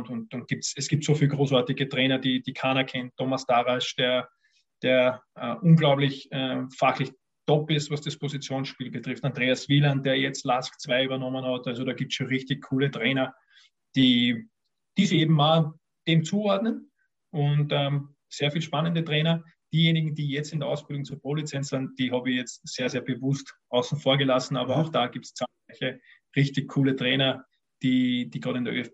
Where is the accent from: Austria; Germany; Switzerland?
Austria; Vienna; Ich bin ein Wiener und in, Wiener, in Wien hast du eben, wenn du Fußball interessiert bist, zwei Möglichkeiten